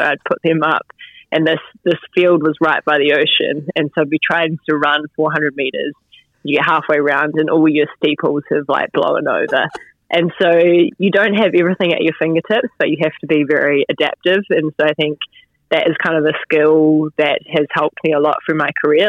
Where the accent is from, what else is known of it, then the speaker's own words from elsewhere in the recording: Stillwater, West Coast, New Zealand; I grew up uh, just outside of Greymouth, so 15 k's out in the place called Stillwater